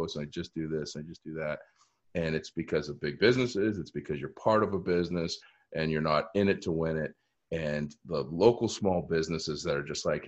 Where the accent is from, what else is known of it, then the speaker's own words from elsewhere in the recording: Easton, Massachusetts, United States; Easton has been so great in my hometown